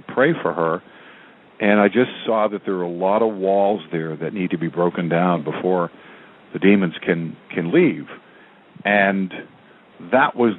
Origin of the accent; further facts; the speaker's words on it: New England, United States; I grew up in New England